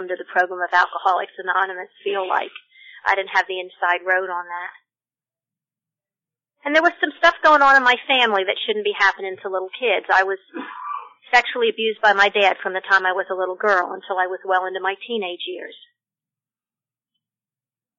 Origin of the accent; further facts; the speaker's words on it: Pennsylvania, United States; moved away as an adult; also born or lived in Statesboro, Georgia; now in Sea Island, United States; I was born in Pennsylvania.